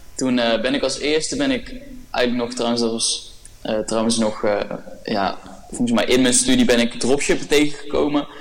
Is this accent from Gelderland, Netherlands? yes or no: no; North Brabant, Netherlands; ik kom uit het dorpje genaamd S. Het is een heel klein dorpje eh, in Brabant waar maar 2000 mensen wonen.